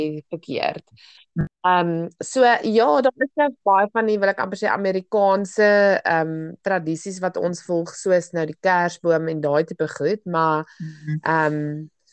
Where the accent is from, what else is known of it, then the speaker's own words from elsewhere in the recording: South Africa; ons as Suid-Afrikaners